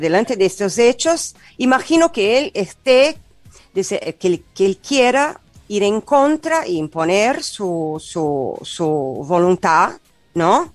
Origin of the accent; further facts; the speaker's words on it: South Region, Brazil; Spanish is a second language; moved away as an adult; now in Argentina; yo soy del sur de Brasil